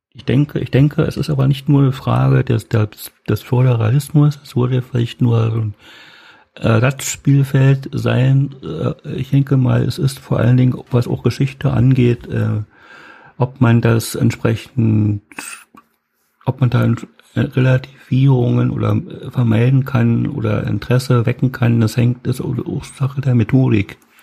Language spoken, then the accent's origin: German; East Germany, Germany; also born or lived in Lusatia, Brandenburg; Ich komme aus dem Osten, ich wohne jetzt